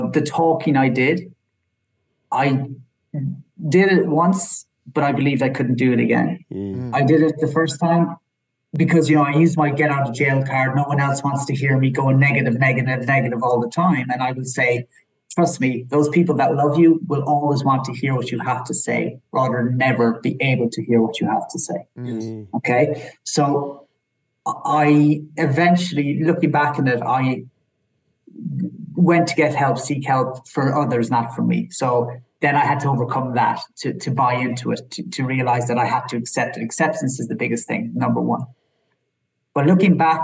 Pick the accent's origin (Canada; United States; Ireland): Ireland; I'm from Ireland